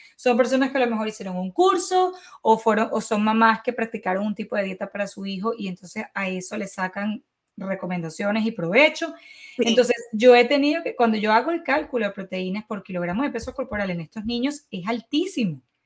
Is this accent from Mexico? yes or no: no; Venezuela; moved away; como buena venezolana